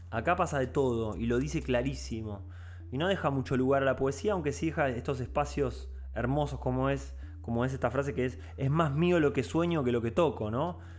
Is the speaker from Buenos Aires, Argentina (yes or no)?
yes; Buenos Aires, Argentina; como poblador porteño, como poblador porteño de los 100 barrios porteños